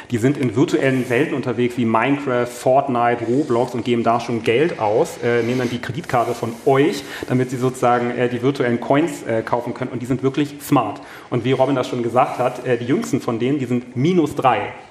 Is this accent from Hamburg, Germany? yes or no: yes; Hamburg, Germany; moin, ich komme aus Hamburg, da wo der SAP auch ist.